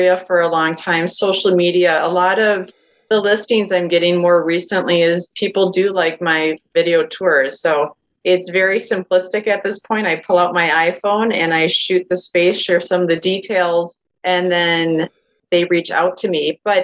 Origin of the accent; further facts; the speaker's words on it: Madison, Wisconsin, United States; I actually am born and raised in the Madison area. So I've been here over 40 years